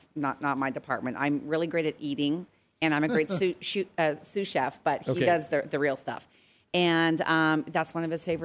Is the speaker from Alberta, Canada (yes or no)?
yes; Edmonton, Alberta, Canada; also born or lived in Regina, Saskatchewan; now in United States; I was born in Regina, Saskatchewan, but I spent most of my years in Edmonton, Alberta